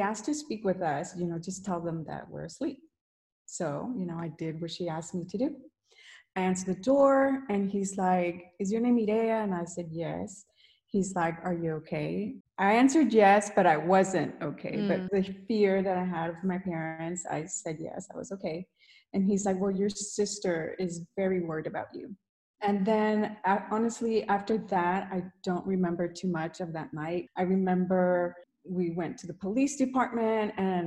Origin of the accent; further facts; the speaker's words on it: Houston, Texas, United States; I was born and raised here in Houston, Texas